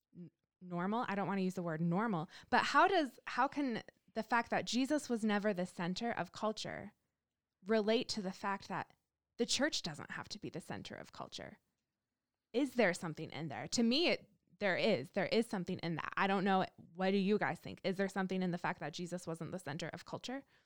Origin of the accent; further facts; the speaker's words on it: Canada; moved away as an adult; also born or lived in Kansas City; now in Denver, United States; growing up in Canada, where we're obviously the nicest people